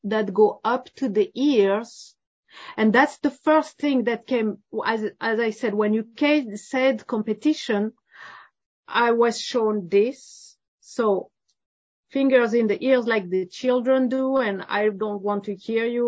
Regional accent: France; I'm from France

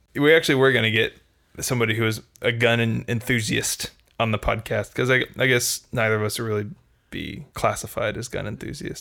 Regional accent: Texas, United States; I was born in Texas

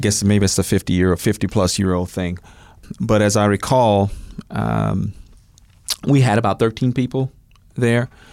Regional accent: North Little Rock, Arkansas, United States; now in Oklahoma City, United States; I was actually born in North Little Rock, Arkansas

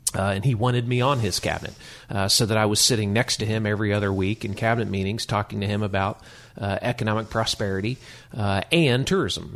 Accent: Tulsa, Oklahoma, United States; I grew up in Tulsa

